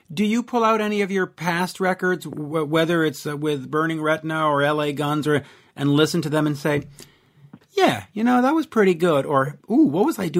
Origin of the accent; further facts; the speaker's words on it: Montreal, Quebec, Canada; I'm from Montreal